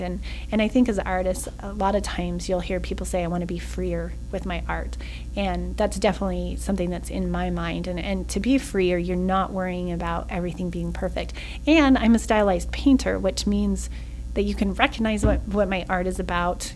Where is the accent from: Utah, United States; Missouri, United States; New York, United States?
Utah, United States; Salt Lake City; moved away as an adult; also born or lived in Oregon; now in Mesquite, United States; I was born and raised in Salt Lake